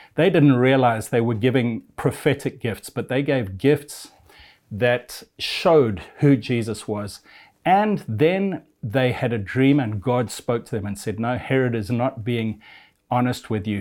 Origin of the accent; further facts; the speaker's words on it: Zimbabwe; I'm of European descent, but I was born in a little African country called Zimbabwe